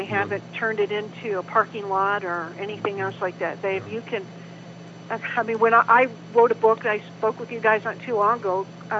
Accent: Sierra Vista, Arizona, United States; I grew up, my dad was stationed at Fort Huachuca, so I grew up in Sierra Vista and went to high school, Boyne High School in Sierra Vista

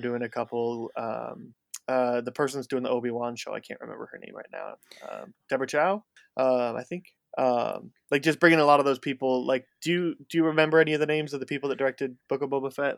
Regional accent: outside Chicago, Illinois, United States; I grew up just outside Chicago

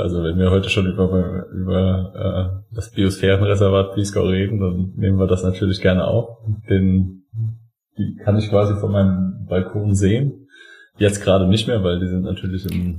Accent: Saarland, Germany; als Saarländer

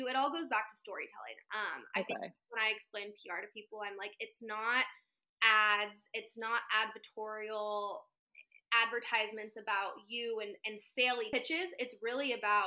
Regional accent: Central Valley, Northern California, United States; moved away as an adult; now in Los Angeles, United States; I am from Northern California, semi-small town

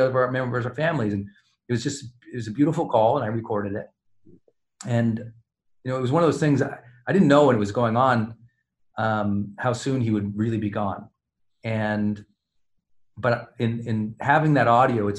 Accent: Montana, United States; growing up in Montana

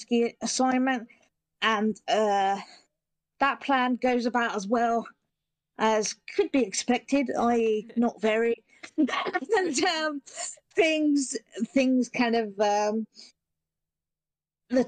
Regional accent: Petersfield, South East England, United Kingdom; I'm from Petersfield, which is a town near Portsmouth in England.

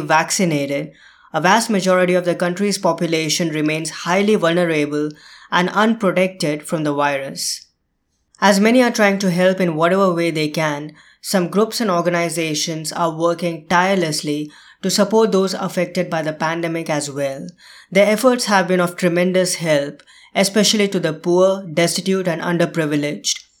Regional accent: India; moved away; India, my home country

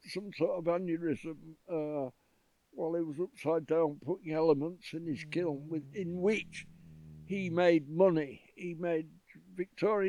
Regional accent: Yorkshire and the Humber, United Kingdom; I was from Yorkshire.

